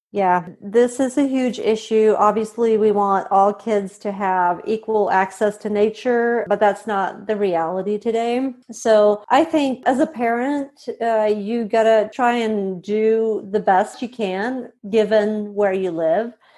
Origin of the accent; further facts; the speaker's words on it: Sweden; moved away as an adult; also born or lived in Montana / Indiana; I'm originally from Sweden. I was born and raised here